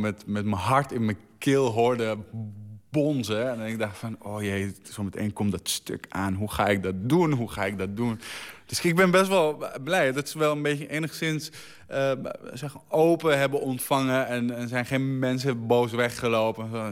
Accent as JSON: {"language": "Dutch", "country": "Syria", "moved": "yes", "lives_now": "Netherlands", "said": "ik een Arabier ben of omdat ik uit Syrië kom"}